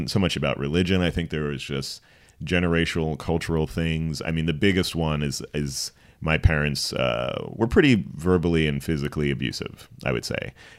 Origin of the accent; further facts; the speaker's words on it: Princeton, New Jersey, United States; I was born in Princeton, New Jersey